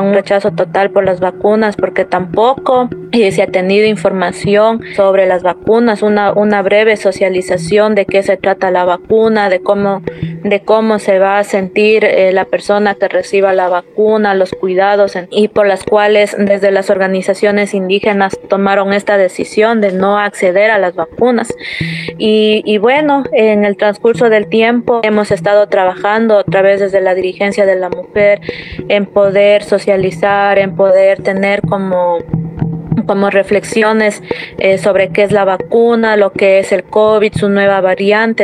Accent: Unión Base, Pastaza, Ecuador; yo soy de nacionalidad quichua, de la provincia de Pastaza, de la comunidad de Unión Base y soy de, soy de Ecuador, de la Amazonía

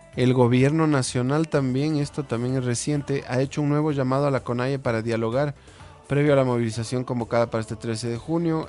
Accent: Ecuador; todos somos ecuatorianos

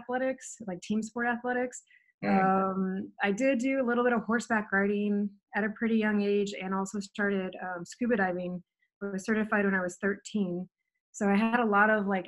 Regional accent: Edwardsville, Illinois, United States; moved away as an adult; also born or lived in Washington / Arizona; I grew up near St. Louis, Missouri. It was actually Edwardsville, Illinois

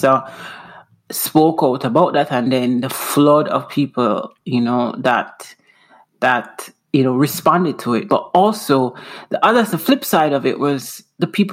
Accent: Jamaica; moved away as an adult; also born or lived in Houston / Seattle; now in Washington, United States; I'm from Jamaica

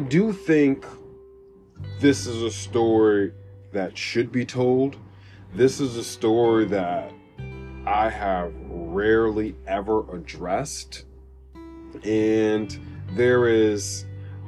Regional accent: United States; some people from Greenburg, from my hometown

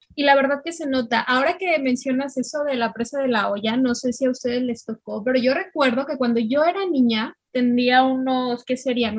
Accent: Mexico; las tres que estamos aquí somos mexicanas

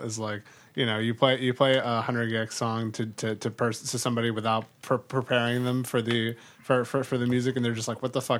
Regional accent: an hour from Austin, Texas, United States; I was an hour from Austin

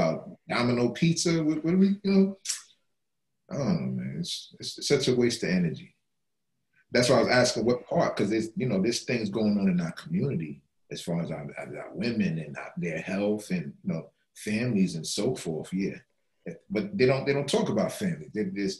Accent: New York City, New York, United States; I grew up in the Bronx.

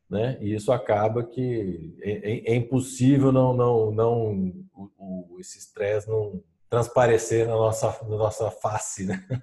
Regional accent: São Paulo, Brazil; também sou de São Paulo, não esqueça disso.

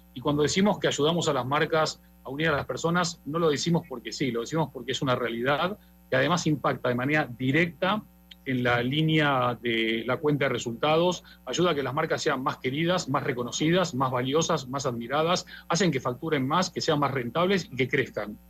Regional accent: Argentina; yo como argentino

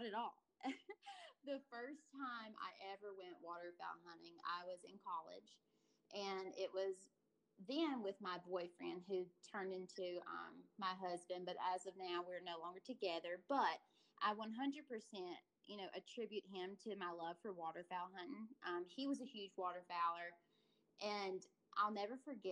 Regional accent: Alabama, United States; accent: Southern; now in Montana, United States; my accent lets you know I'm probably from the South. I'm from Alabama, but now I'm currently living in Montana

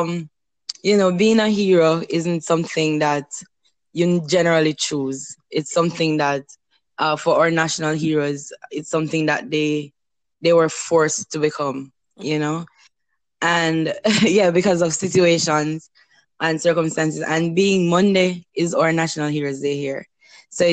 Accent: Jamaica; our country, for our people

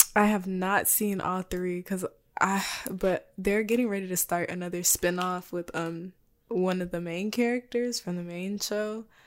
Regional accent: Texas, United States; I was born in Texas

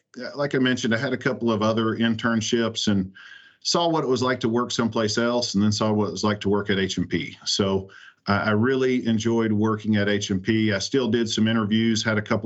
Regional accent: Tulsa, Oklahoma, United States; now in Seguin, United States; I grew up in Tulsa

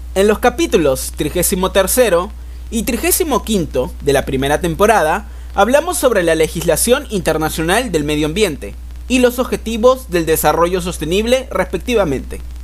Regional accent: Lima, Peru; nuestra querida Lima

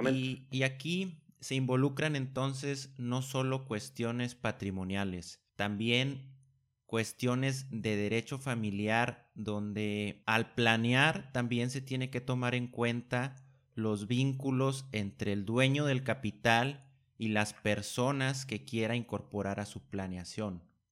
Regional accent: Mexico; nos esperan como mexicanos

